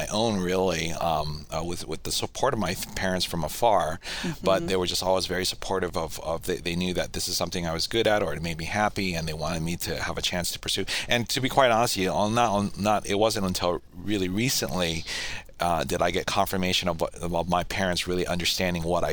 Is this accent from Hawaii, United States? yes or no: yes; Hawaii, United States; moved away as an adult; also born or lived in Washington; I grew up in Hawaii